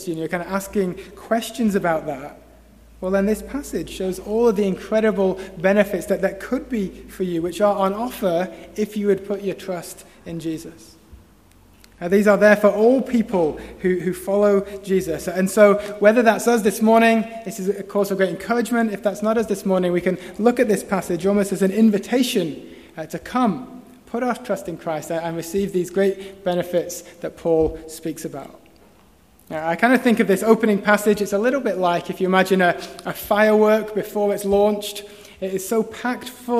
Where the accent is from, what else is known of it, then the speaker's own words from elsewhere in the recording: Preston, North West England, United Kingdom; moved away; me in my hometown